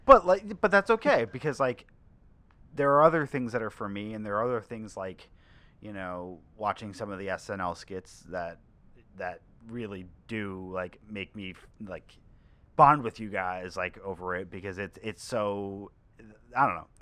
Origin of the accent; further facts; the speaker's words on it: Long Island, New York, United States; now in New York City, United States; growing up on Long Island